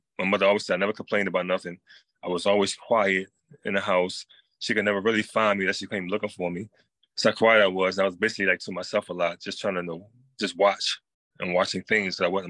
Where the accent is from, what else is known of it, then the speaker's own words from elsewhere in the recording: North Carolina, United States; So basically, I moved in from North Carolina.